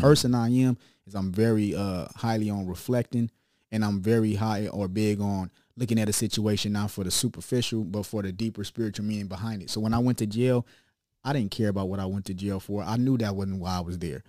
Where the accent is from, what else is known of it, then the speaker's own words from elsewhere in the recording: Long Beach, California, United States; also born or lived in Chicago; I'm really raised in Long Beach